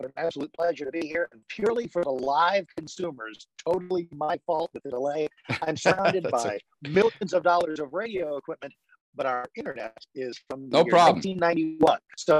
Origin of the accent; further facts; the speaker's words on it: Washington, D.C. area, United States; also born or lived in San Antonio, Texas; I was born in San Antonio. Dad was in the Air Force. And that's a native Texan. Can't take that away from me, even though we shipped out when I was like 18 months old. I spent most of my upbringing in the suburbs of Washington, D.C.